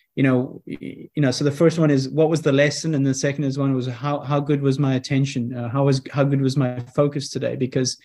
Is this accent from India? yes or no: no; South Africa; growing up in South Africa